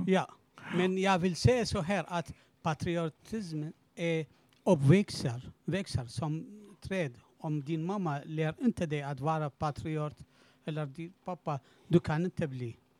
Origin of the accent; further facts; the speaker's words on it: Iraq; Swedish is a second language; moved away as an adult; now in Sweden; jag är bara irakier